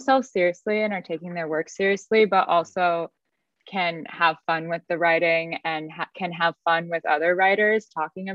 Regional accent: United States; as an American

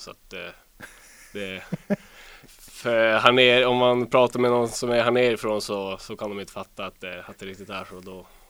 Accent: Luleå, Norrbotten County, Sweden; also born or lived in Boden; Jag eh, är uppvuxen i Luleå

